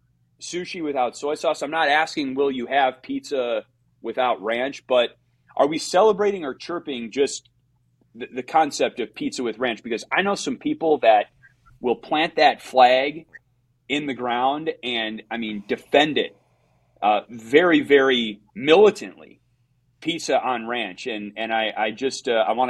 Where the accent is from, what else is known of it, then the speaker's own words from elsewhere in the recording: Midwest, United States; as a Midwesterner, I feel like I'm going against my culture